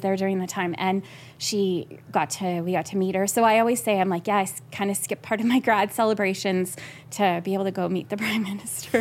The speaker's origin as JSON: {"language": "English", "town": "Yorkton", "region": "Saskatchewan", "country": "Canada", "tie": "born or raised there", "said": "I was born and raised there"}